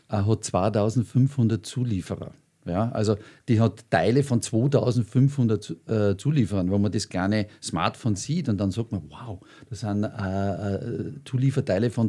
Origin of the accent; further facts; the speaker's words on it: Austria; als Österreicher darf ich das sagen, ich war sehr, sehr viel unterwegs.